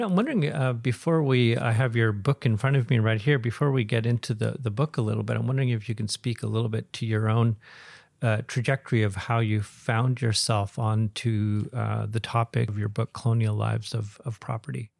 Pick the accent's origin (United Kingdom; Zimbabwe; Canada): Canada; Williams Lake, British Columbia; I grew up in Williams Lake in the, in the, in the region